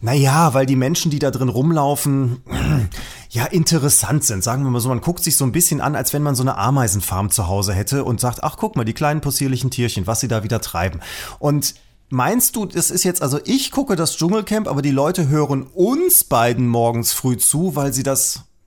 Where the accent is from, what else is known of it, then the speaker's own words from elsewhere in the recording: Germany; sind wir Deutsche